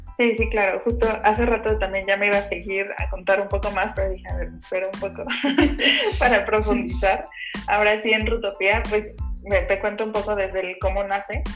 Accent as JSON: {"language": "Spanish", "country": "Mexico", "said": "soy orgullosamente mexicana"}